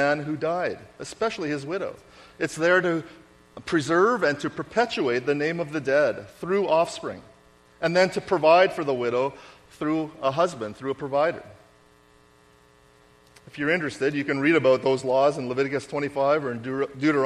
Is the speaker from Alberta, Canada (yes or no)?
no; Winnipeg, Manitoba, Canada; I grew up in Winnipeg